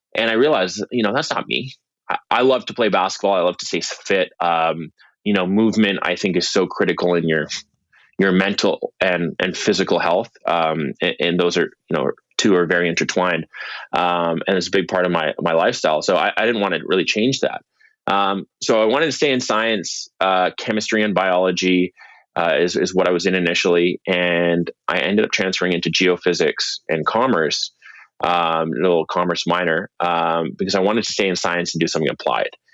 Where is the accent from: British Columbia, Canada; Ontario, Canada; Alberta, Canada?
British Columbia, Canada; Vancouver; I'm from Vancouver, British Columbia